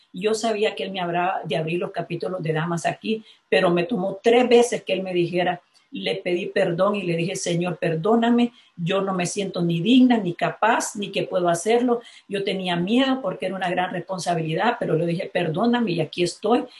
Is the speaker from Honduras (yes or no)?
yes; La Ceiba, Atlántida, Honduras; me cruzaba las tres avenidas principales de La Ceiba, de donde soy originaria